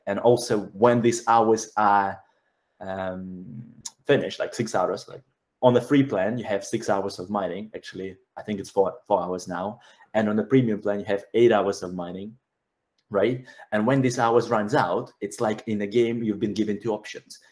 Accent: Belarus; moved away; I'm actually from Belarus

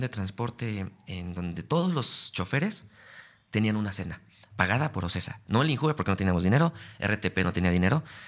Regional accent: Mexico City, Mexico; yo viví toda mi juventud en Gustavo Madero

